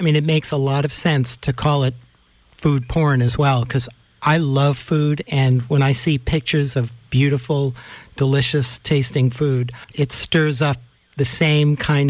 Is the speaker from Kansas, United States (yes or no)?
no; New York City, New York, United States; I grew up in New York City